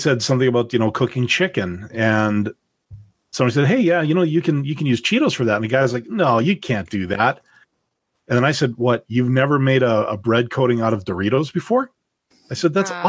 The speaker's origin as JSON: {"language": "English", "region": "Manitoba", "country": "Canada", "tie": "born or raised there", "moved": "yes", "said": "I grew up in Manitoba"}